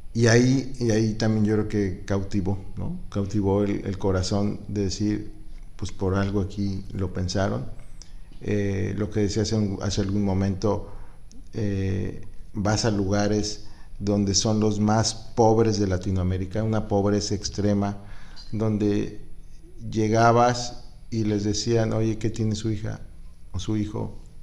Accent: Guanajuato, Mexico; now in Acapulco, Mexico; vengo de Guanajuato

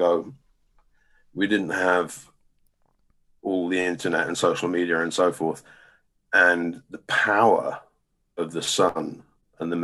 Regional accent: England, United Kingdom; we're English

